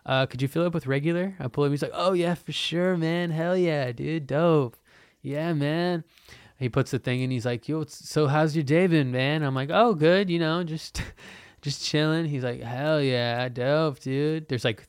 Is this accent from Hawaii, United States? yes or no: yes; Hawaii, United States; moved away as an adult; I'm 19 and I moved to Portland. I was from Hawaii and I like finally moved